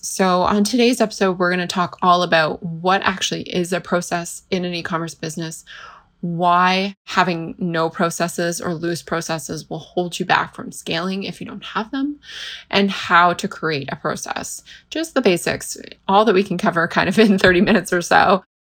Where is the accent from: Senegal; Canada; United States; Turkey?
Canada; I'm from Canada